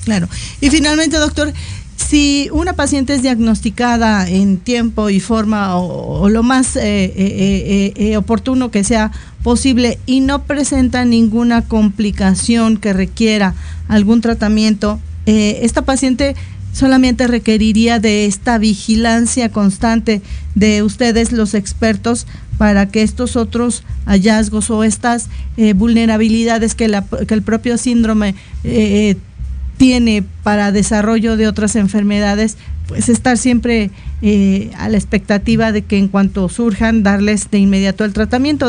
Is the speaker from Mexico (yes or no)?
yes; Mexico; en una sociedad como la mexicana que no nos caracterizamos por ser muy, muy altos